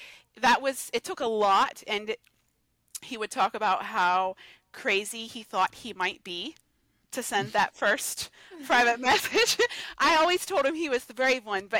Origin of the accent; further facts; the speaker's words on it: Georgia, United States; I'm from Georgia